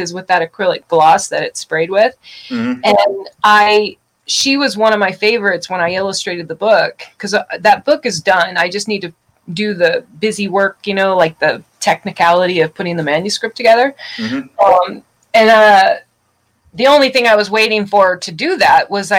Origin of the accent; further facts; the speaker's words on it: outside of New Orleans, Louisiana, United States; also born or lived in Tulsa, Oklahoma; born in Tulsa, Oklahoma, raised in outside of New Orleans, Louisiana.